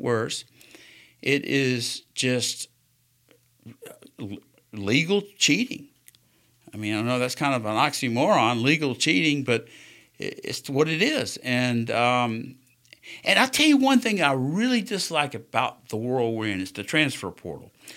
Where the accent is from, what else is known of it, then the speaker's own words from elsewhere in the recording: South Carolina, United States; now in Alabama, United States; I grew up in South Carolina the first part of my life.